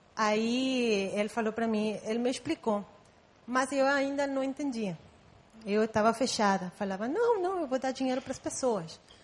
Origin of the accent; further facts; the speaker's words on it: Guatemala; first language Spanish; Portuguese is a second language; moved away as an adult; now in Brazil; Eu nasci em Guatemala. Então, eu falo espanhol, só que eu tenho já 10 anos morando aqui.